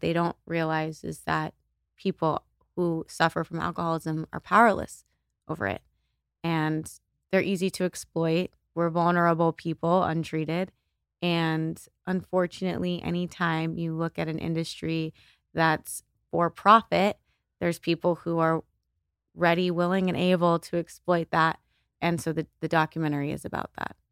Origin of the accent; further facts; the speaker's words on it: El Paso, Texas, United States; now in Los Angeles, United States; I grew up in El Paso, Texas